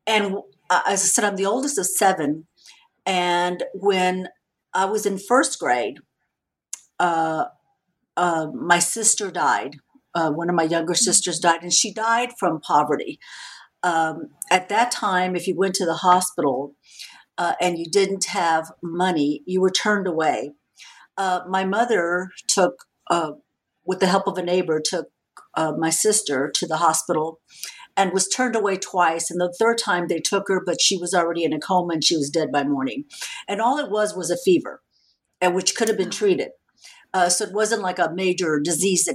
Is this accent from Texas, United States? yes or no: yes; San Antonio, Texas, United States; I grew up in San Antonio, Texas